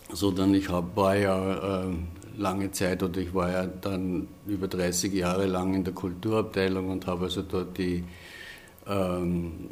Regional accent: Upper Austria, Austria; Ich stamme aus dem Innviertel und habe also eigentlich von Kindheit an Dialekt gesprochen

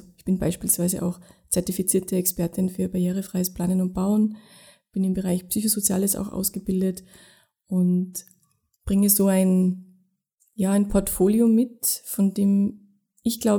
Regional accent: Tyrol, Austria; Also ich war bis 18 relativ durchschnittlich sozialisiert, ja, aufgewachsen in Tirol in einem Dorf, wo es auch eine Lebenshilfewerkstätte gegeben hat.

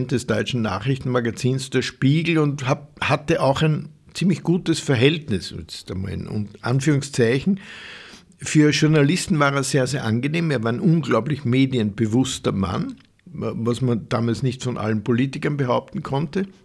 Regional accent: Upper Austria, Austria; das ist ein ein Burschenschaftler aus Oberösterreich, also meine Heimat

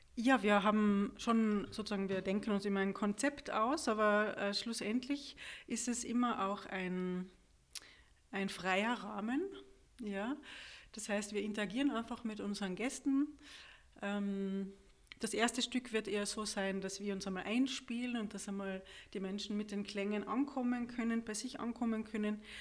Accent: Austria; bei uns in Österreich

